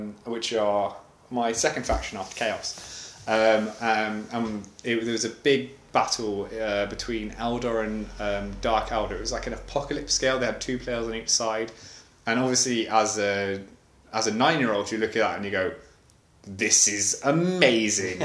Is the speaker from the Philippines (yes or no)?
no; England, United Kingdom; now in Sweden; I'm English, Roman is Russian, but we both live in Sweden.